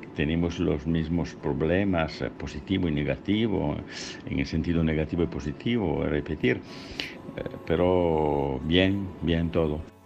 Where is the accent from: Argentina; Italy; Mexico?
Italy; Spanish is a second language; soy italiano